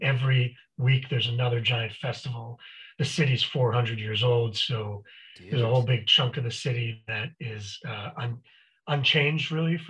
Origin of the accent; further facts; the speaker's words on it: Montreal, Quebec, Canada; moved away as an adult; now in Woodland Hills, United States; I grew up in Montreal.